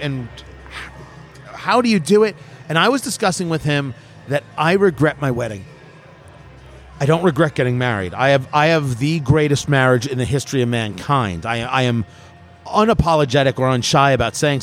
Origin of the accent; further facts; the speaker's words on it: New Jersey, United States; growing up in Jersey